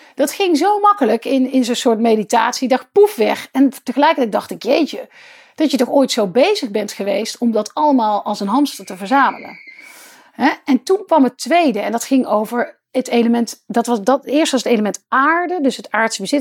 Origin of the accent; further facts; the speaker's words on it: Netherlands; als Nederlanders op dat kleine stukje land